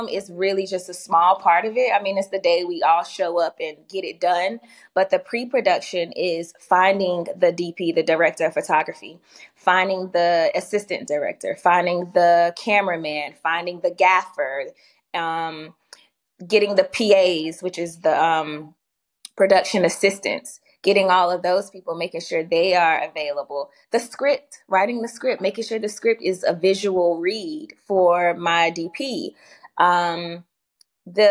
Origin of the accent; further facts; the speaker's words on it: Durham, North Carolina, United States; now in Atlanta, United States; I'm actually from North Carolina. I'm from Durham, North Carolina, but excuse me, I've been in Atlanta since 2011